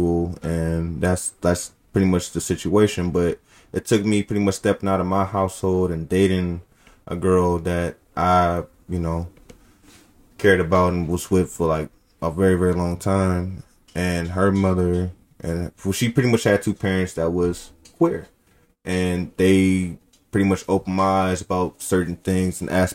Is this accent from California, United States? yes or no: yes; Oakland, California, United States; we come from Oakland